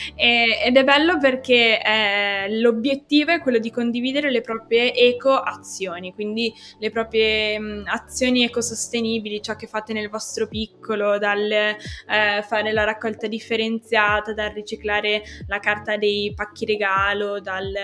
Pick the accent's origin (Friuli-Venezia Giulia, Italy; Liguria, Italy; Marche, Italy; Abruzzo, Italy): Liguria, Italy; Genoa; da genovese ti confermo che ogni tanto quando vai a Ponente, tipo senza cambiare città, quindi sempre a Genova, io sono del Levante